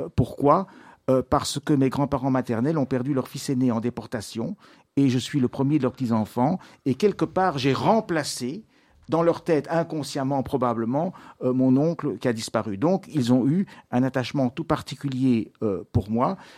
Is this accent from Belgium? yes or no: yes; Brussels, Brussels-Capital Region, Belgium; je suis né à Bruxelles en 1954, donc j'ai 69 ans.